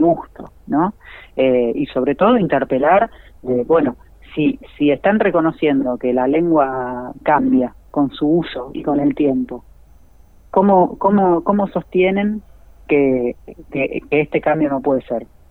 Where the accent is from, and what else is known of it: Argentina